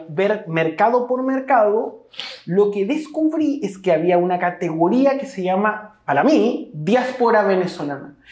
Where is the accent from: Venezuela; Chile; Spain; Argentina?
Chile; nosotros como chilenos